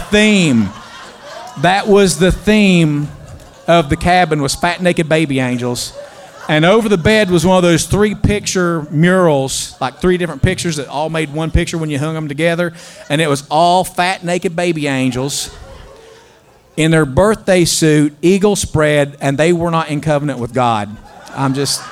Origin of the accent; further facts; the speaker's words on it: West Virginia, United States; moved away; I am a slap hill billy. I mean, I grew up in West Virginia, in the mountains of West Virginia